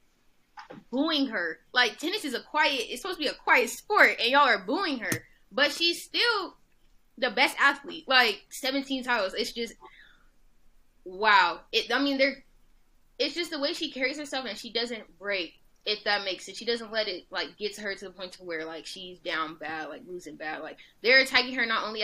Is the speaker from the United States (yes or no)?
yes; Los Angeles, California, United States; my hometown